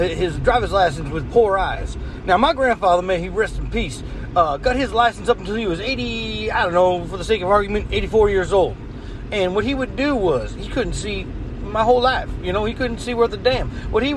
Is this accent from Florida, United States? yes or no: yes; Florida, United States; I am an American. I am a Floridian.